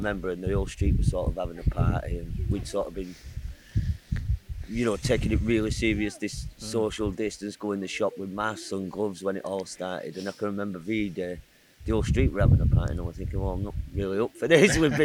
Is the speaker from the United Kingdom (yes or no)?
yes; Rochdale, North West England, United Kingdom; now in Windermere, United Kingdom; I'm from Rochdale originally.